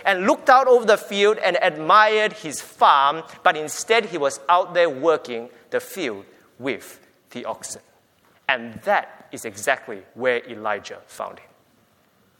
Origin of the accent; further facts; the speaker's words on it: Singapore; now in Australia; We grew up in Singapore